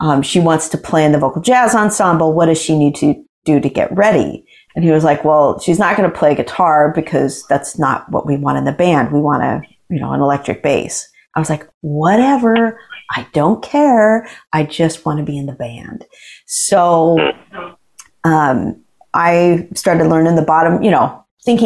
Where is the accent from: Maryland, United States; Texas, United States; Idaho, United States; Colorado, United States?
Idaho, United States; Boise; also born or lived in Billings, Montana; I was born in Billings, Montana, and not a big center of jazz, but really good, you know, music in the public schools, really great public education. And when I was in kindergarten, we moved to Boise, Idaho